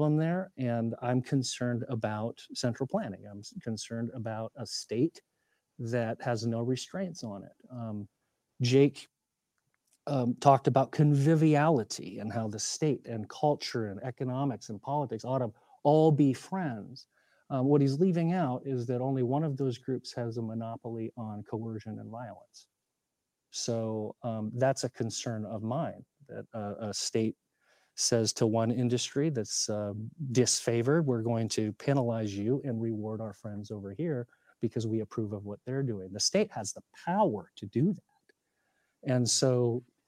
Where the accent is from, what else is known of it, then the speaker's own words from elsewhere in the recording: Montana, United States; I'm from Montana